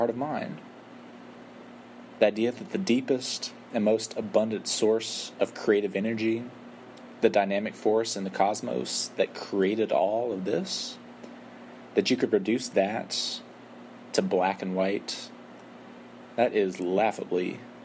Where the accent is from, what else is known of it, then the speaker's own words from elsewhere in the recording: West Texas, United States; where I'm from in West Texas and where we're from in southern Wales, my family